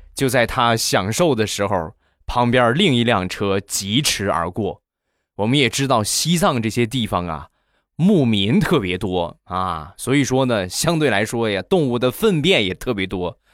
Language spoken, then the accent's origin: Chinese; Rizhao, Shandong, China; 我家乡的特产，日照绿茶